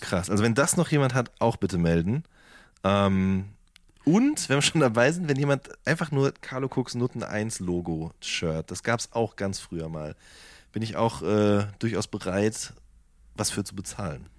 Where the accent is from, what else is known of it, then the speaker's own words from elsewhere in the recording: Hagen, North Rhine-Westphalia, Germany; bin groß geworden in der Stadt, die man auch das Tor zum Sauerland nennt.